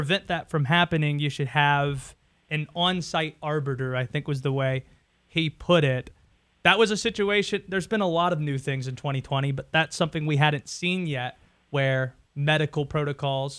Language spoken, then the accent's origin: English; Youngsville, North Carolina, United States; I'm from just outside the city of Wake Forest. I am from a small town of Youngsville